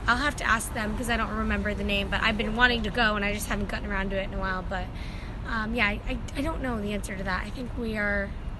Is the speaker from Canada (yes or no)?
no; Maine, United States; I'm from Maine, so I like, I like a lot of stuff in the southern Maine, Portsmouth area.